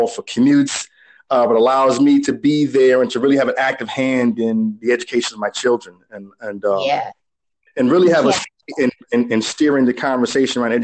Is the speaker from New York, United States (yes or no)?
yes; New York City, New York, United States; I'm from New York